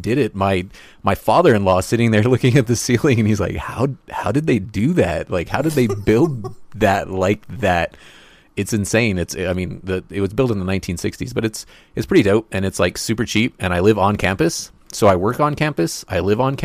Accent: Roswell, New Mexico, United States; Roswell, New Mexico, which is my hometown

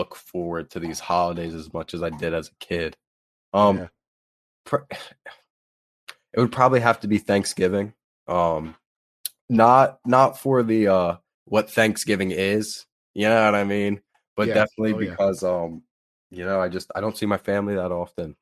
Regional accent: Delaware, United States; I am your neighbor. I'm from Delaware

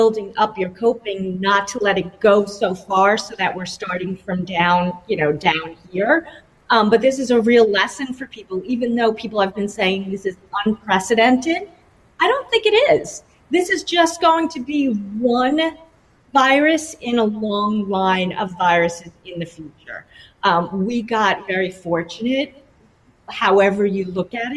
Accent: New York, United States; now in Florida, United States; I'm from New York.

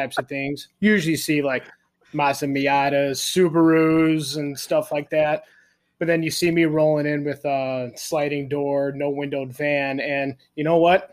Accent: Park Ridge, Illinois, United States; also born or lived in Ferris State, Michigan; I actually was born and raised in Chicago. Little city called Park Ridge

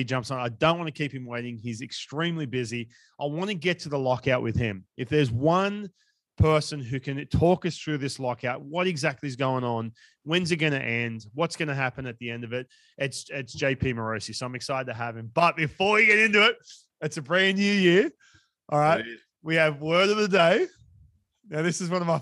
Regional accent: Australia; now in United States; I grew up in Australia

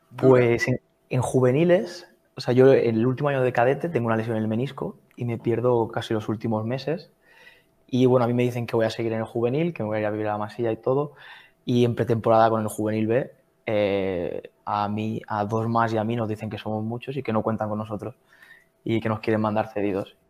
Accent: Blanes, Catalonia, Spain; moved away as an adult; now in Zurich, Switzerland; yo soy de Blanes, de un pueblo de, Girona

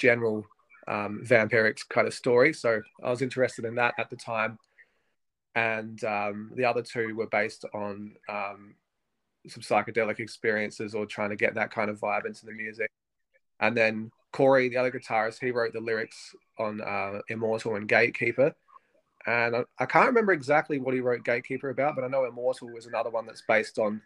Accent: Adelaide, South Australia, Australia; we're from Adelaide, which is a smaller kind of, it's a smallish city in Australia.

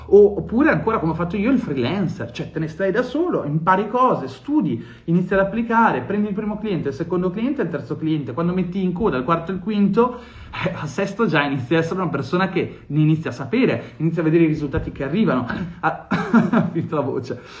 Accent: Ferrara, Emilia-Romagna, Italy; Io sono nato a Ferrara

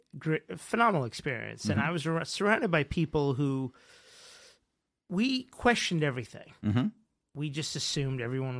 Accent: Bayside, New York, United States; Bayside was a tough place for you know, someone of my complexion. You know, it wasn't easy growing up.

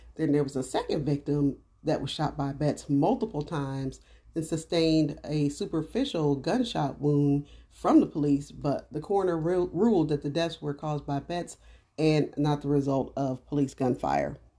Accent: Dayton, Ohio, United States; I'm from Dayton, Ohio

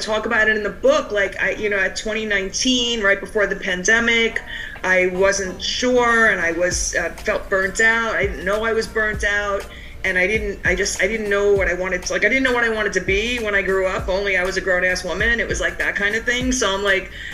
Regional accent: Cedarhurst, New York, United States; I grew up in a suburb outside of New York, about 35 minutes away in the Five Towns area, and my town was called Cedarhurst

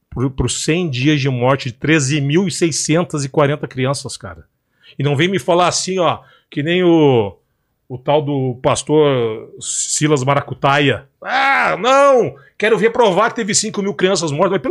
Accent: Palestine; Da mesma forma que eu, como palestino, responsabilizo a liderança do Hamas em Gaza

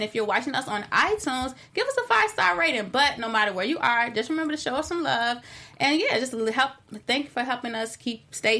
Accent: Chicago, Illinois, United States; I'm from Chicago

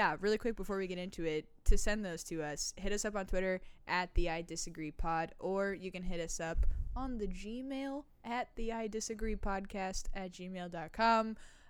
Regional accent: Germany; I was born and raised in Germany.

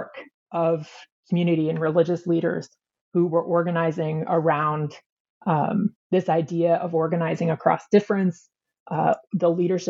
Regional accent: outside of Atlanta, North Georgia, United States; moved away as an adult; also born or lived in Chicago; I grew up United Methodist in North Georgia, outside of Atlanta

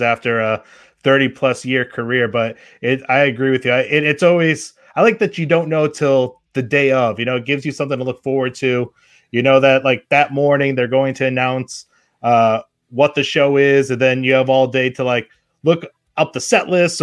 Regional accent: New England, United States; I grew up in New England

